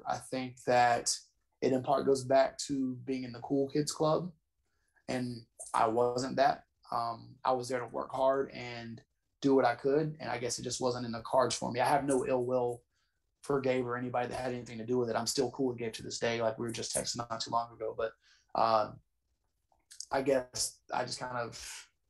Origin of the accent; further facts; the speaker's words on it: Georgia, United States; also born or lived in North Carolina; I did a lot of growing up in Georgia